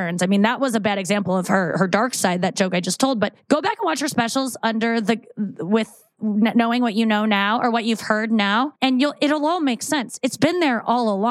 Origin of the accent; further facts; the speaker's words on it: St. Louis, Missouri, United States; I grew up in St. Louis.